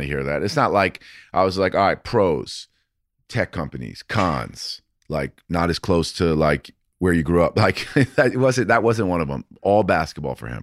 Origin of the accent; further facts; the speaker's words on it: New York City, New York, United States; I grew up in New York City